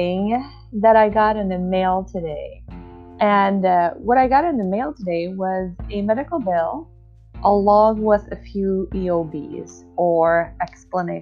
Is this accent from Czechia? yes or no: yes; Czechia; moved away as an adult; now in United States; I moved from my home country of the Czech Republic to the United States